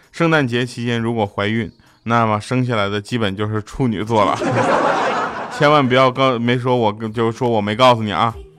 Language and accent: Chinese; Northeast China, China; now in Shanghai, China; 话说我现在人在上海，特别想念在东北打雪仗的时候